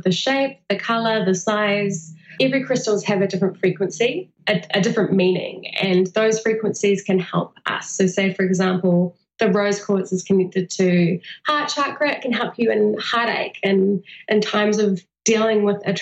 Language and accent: English; New Zealand; New Zealand. So right in the heart of Middle Earth